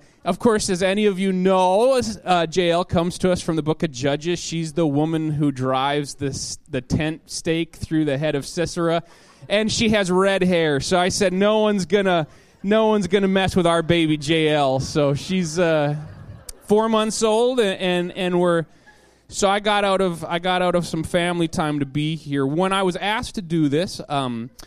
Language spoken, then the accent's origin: English; Minot, North Dakota, United States; moved away as an adult; now in Wisconsin, United States; I grew up in North Dakota. That's my home state.